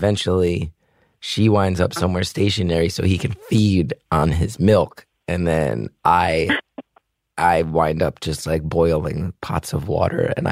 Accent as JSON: {"language": "English", "region": "New Jersey", "country": "United States", "tie": "born or raised there", "said": "I grew up in New Jersey and I went to Rutgers in New Brunswick"}